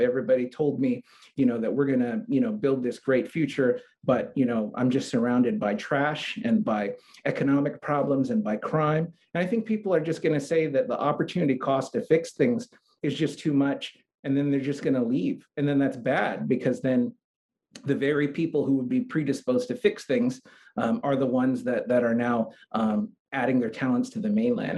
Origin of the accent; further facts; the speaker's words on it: San Antonio, Texas, United States; now in Hawaii, United States; I spent about uh, 13 years growing up in San Antonio, Texas.